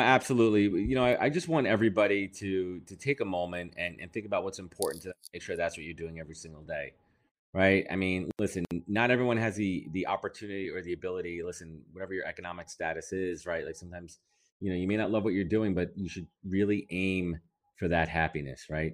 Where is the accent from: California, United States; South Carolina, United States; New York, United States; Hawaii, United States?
New York, United States; I'm a New Yorker